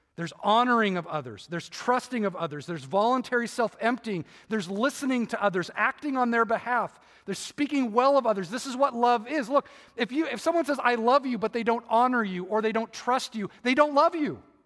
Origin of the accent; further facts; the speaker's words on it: Irvine, California, United States; I grew up in Irvine, and we moved there in, like, nineteen seventy-four.